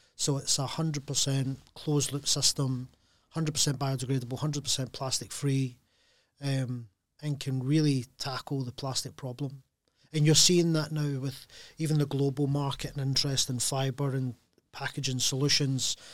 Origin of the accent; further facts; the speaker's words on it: Glasgow, Scotland, United Kingdom; being Glaswegian